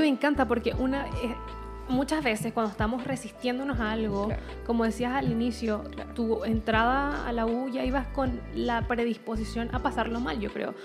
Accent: Venezuela; now in Chile; me pasaba lo mismo en Venezuela muchas veces y no sentía que pertenecía a Venezuela

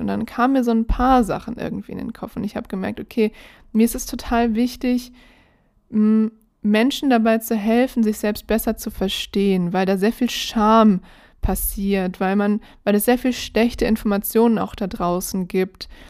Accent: Berlin, Germany; ich bin ja in Berlin groß geworden

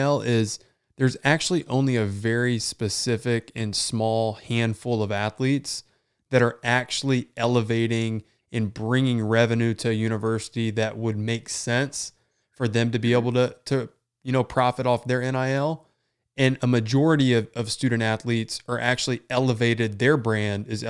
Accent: Fort Wayne, Indiana, United States; I've got people in my hometown of Fort Wayne, Indiana

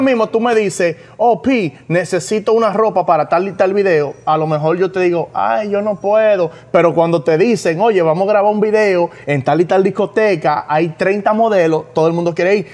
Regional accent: New York, United States; Somos de Nueva York

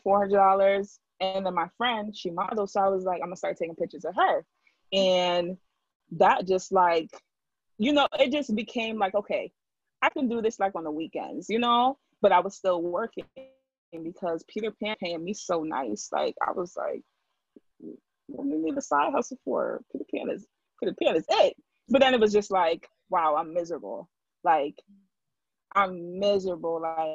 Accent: Jamaica; now in Hartford, United States; I come from the Hartford area, but I'm originally from Jamaica

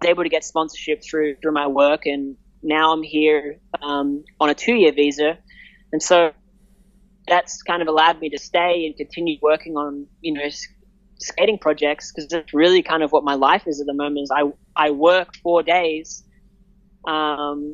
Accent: Palmerston, Northern Territory, Australia; moved away as an adult; also born or lived in Melbourne; now in Los Angeles, United States; growing up in Australia

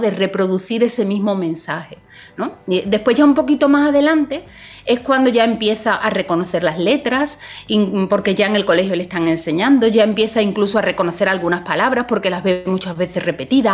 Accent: Seville, Andalusia, Spain; moved away; Sevilla, que es mi ciudad natal

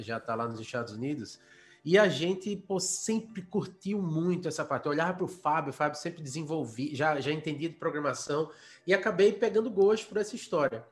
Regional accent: Maceió, Alagoas, Brazil; also born or lived in Arapiraca, Alagoas; eu nasci em Arapiraca, interior de Alagoas, eu mudei muito novo para Maceió, a capital do, do estado

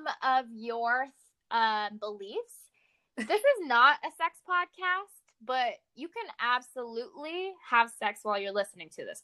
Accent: Houston, Texas, United States; now in Los Angeles, United States; We're from Houston

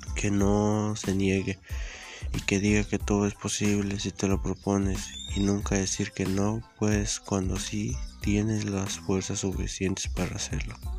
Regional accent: Mexico; nuestro México

